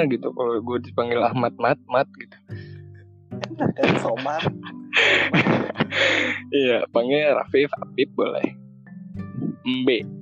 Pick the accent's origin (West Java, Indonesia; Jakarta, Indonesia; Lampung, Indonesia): Jakarta, Indonesia; Ya kan kayak gue nih misalkan gue kan orang Betawi nih.